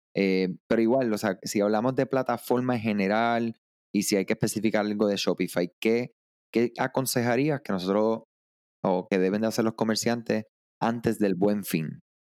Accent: Puerto Rico; yo soy de Puerto Rico

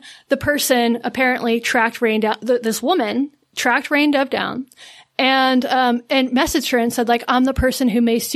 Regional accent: an hour outside of Asheville, North Carolina, United States; moved away; I grew up an hour outside of Asheville, a much more rural sort of, you know, redneck

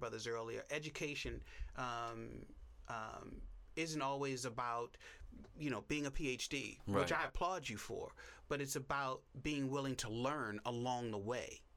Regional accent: Baltimore, Maryland, United States; also born or lived in St. Louis; now in New Orleans, United States; I'm from Baltimore

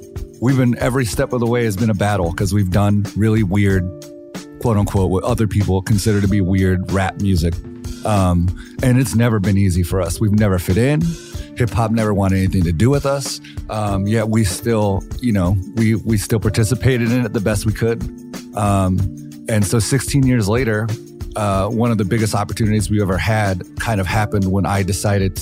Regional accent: El Paso, Texas, United States; also born or lived in Los Angeles; all the stuff that I grew up with in El Paso

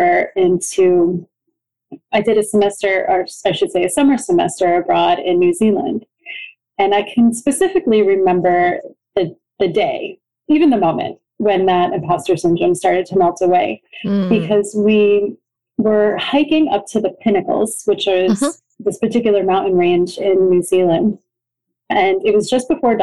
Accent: New York, United States; moved away as an adult; now in Rome, Italy; I'm born and raised in New York, not too far from New York City

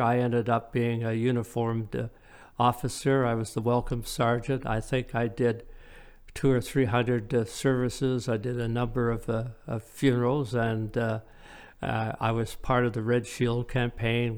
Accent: Woodstock, Ontario, Canada; also born or lived in Midland, Ontario; now in Ailsa Craig, Canada; my parents and I, we grew up in Woodstock

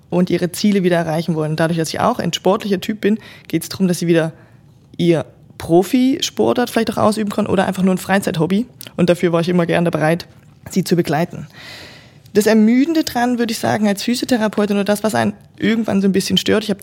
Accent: Germany; moved away as an adult; now in Switzerland; Ich komme ursprünglich aus Deutschland, wie unser Audioformat hier vielleicht gerade schon zeigt und bin jetzt doch seit 13 Jahren schon in der Schweiz, habe meinen ersten Job tatsächlich hier auch begonnen

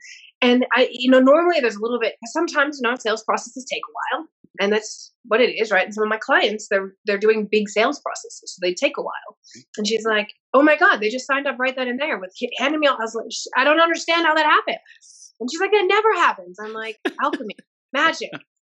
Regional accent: Chicago, Illinois, United States; also born or lived in Sydney; now in Denver, United States; my random accent. I'm originally from Chicago, but I've lived in Australia for 15 years, Sydney, and now I'm in Denver for about 3 years.

